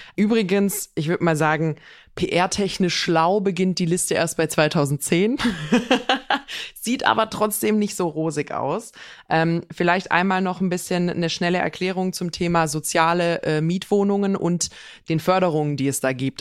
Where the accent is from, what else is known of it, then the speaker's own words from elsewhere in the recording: Swabia, Germany; bei uns in Schwaben sagt man, bruddeln, maulen, meckern